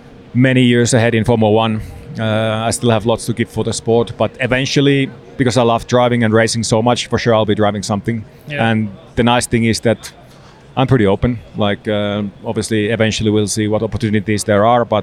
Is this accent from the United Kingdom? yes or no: no; Lahti, Päijät-Häme, Finland; the city would be Lahti, which is my hometown.